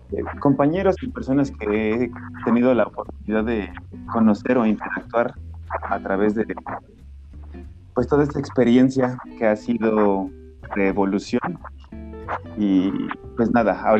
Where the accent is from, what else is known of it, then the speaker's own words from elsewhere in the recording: Bogotá, Colombia; soy de, de Bogotá, Colombia.